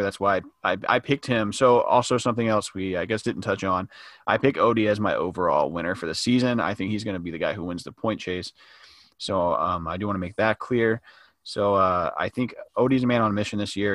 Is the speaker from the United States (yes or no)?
yes; the South, United States; We're from the South